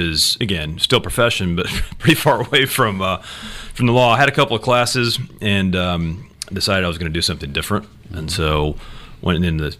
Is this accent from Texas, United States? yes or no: no; Pigeon Forge, Tennessee, United States; moved away as an adult; now in Savannah, United States; I'm from Dollywood